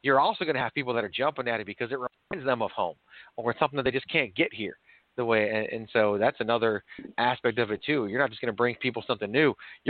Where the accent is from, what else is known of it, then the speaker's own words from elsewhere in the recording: Virginia, United States; also born or lived in New York; So I was born in New York, but I actually grew up in Virginia.